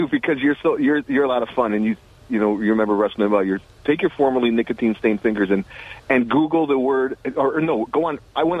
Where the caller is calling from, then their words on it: Binghamton, New York, United States; also born or lived in Peoria, United States; DJ in Binghamton.